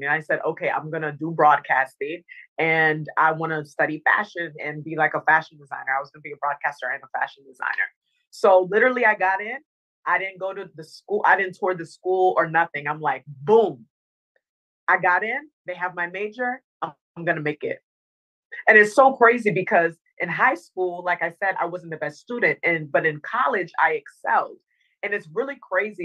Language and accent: English; Northern Virginia, United States; also born or lived in Dominica; I grew up in Northern Virginia